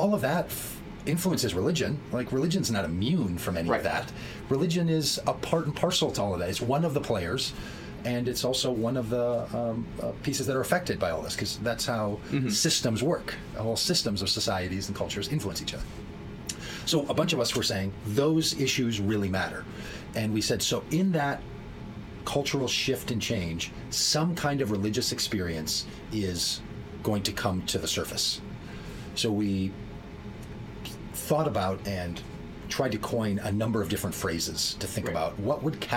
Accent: Minnesota, United States; I grew up here in Minnesota, and when you grow up in the farm belt of the United States

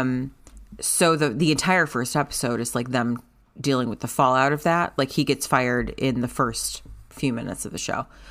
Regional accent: United States; as an American

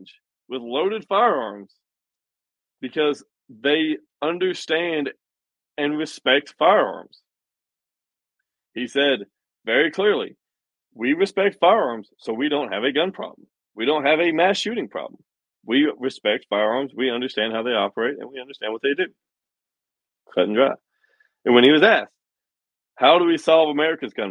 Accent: Tennessee, United States; my home state, Tennessee

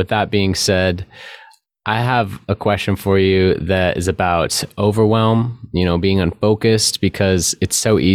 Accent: California, United States; growing up in California

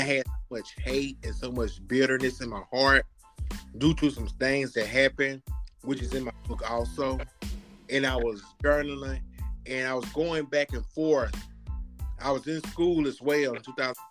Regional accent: Alabama, United States; now in Montgomery, United States; I grew up in Bayman, Alabama

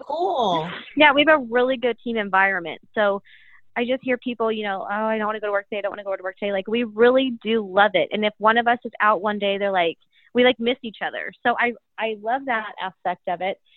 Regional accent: Kansas City, United States; I was born and raised in Kansas City, went to the University of Kansas

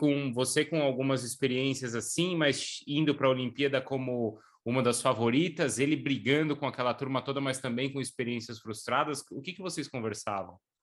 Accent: São Paulo, Brazil; eu sou paulista

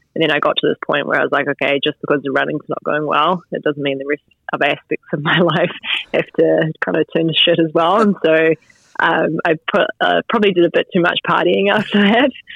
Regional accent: Stillwater, West Coast, New Zealand; I grew up uh, just outside of Greymouth, so 15 k's out in the place called Stillwater

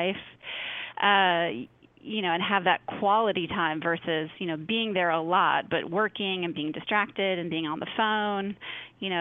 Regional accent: Midwest, United States; moved away; I grew up in the Midwest and my whole family comes from like a, you know, Minnesota farm culture

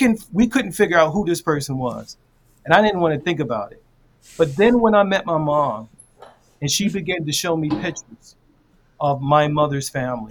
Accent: Baltimore, Maryland, United States; So I grew up in Baltimore, and it's all black neighborhood where people really dislike white people.

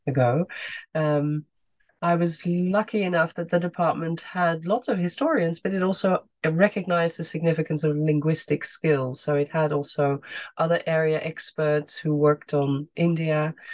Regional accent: Netherlands; moved away as an adult; I grew up in the Netherlands

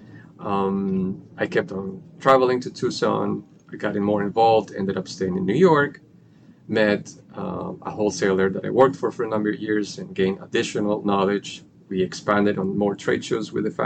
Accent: Bogotá, Colombia; moved away; Born and raised in Colombia

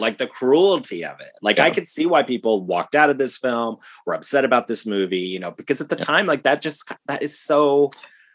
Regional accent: Ohio, United States; we grew up in Ohio

